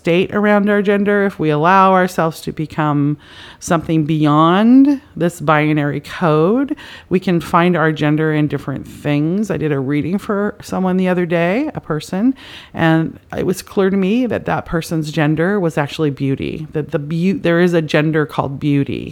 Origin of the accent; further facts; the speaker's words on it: Canada; now in United States; I'm from Canada